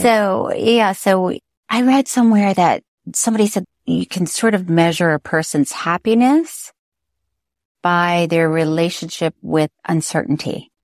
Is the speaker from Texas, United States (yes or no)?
no; Florida, United States; I'm from Florida